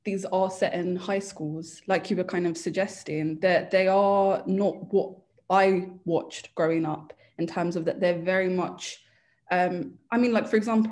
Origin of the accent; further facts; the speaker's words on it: United Kingdom; growing up in Britain